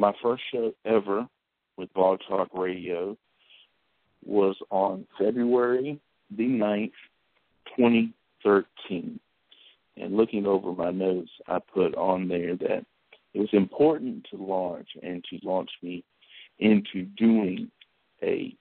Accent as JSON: {"language": "English", "town": "Macon", "region": "North Carolina", "country": "United States", "tie": "born or raised there", "said": "my hometown, Macon, North Carolina, turning 100 years old"}